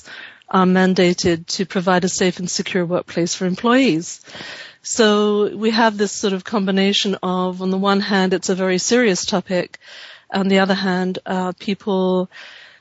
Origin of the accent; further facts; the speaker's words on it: London, United Kingdom; now in California, United States; I was born in London and have lived here, though, for over 30 years now